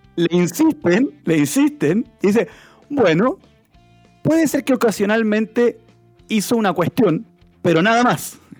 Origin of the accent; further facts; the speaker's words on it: Chile; Somos dos diputados chilenos